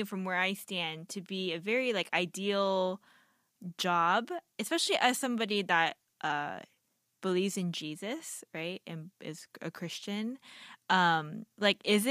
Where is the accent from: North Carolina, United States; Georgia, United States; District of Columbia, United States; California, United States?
Georgia, United States; Marietta; I grew up in East Cobb, Marietta